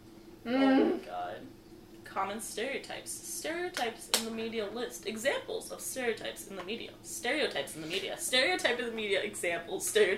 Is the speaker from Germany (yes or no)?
no; United States; I'm American.